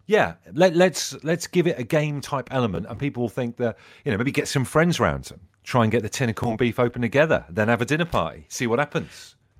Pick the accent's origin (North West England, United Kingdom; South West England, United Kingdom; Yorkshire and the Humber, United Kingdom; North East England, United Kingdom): South West England, United Kingdom; Brixham; growing up in Brixham in Devon